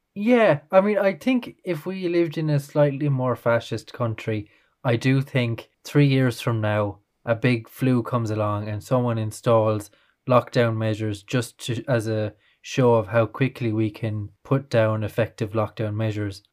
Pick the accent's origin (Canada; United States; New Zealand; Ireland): Ireland; being Irish